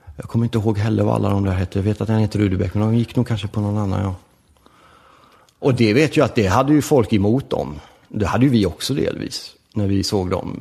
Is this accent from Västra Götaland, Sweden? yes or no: yes; Gothenburg, Västra Götaland, Sweden; also born or lived in Rome, Italy; Vi växte ju upp i förort till Göteborg som heter Lövgärdet som ligger i Angered